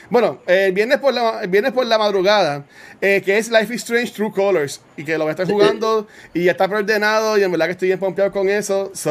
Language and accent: Spanish; Canóvanas, Puerto Rico; soy de Canóvana. Yo, yo, soy de, yo soy de la tribu